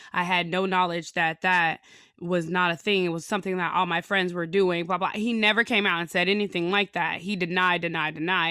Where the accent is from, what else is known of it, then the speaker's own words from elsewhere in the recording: Chicago, Illinois, United States; moved away; I'm from Chicago, and, uh, I'm black from Chicago